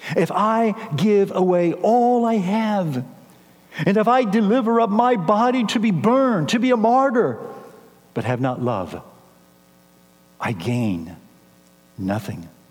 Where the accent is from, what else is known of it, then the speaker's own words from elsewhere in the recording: San Antonio, Texas, United States; moved away as an adult; also born or lived in Kansas City; now in San Antonio, United States; I was raised here in San Antonio